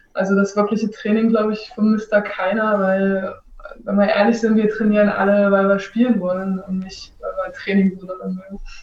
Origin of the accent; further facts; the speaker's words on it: Halle, Saxony-Anhalt, Germany; moved away as an adult; also born or lived in Leipzig / Italy / France / Belgium; now in Hannover, Germany; Ich bin in Halle Saale groß geworden